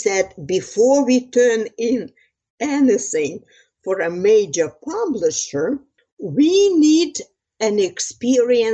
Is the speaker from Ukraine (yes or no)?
yes; Transcarpathia, Western Ukraine, Zakarpattia Oblast, Ukraine; moved away as an adult; now in United States; I am originally from Western Ukraine, called Transcarpathia. It borders Slovakia and Hungary.